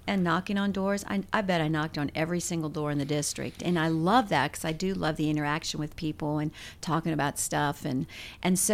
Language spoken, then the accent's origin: English; Mansfield, Ohio, United States; moved away as an adult; also born or lived in Dallas, Texas; now in Tennessee, United States; I was born in Mansfield, Ohio